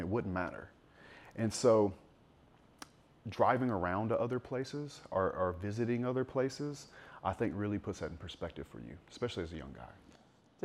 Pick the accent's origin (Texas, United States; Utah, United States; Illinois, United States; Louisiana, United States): Louisiana, United States; South; I grew up in South Louisiana